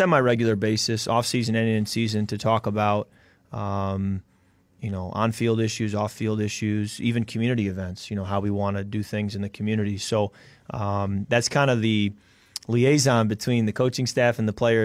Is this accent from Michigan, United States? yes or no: yes; West Michigan, United States; moved away; growing up in West Michigan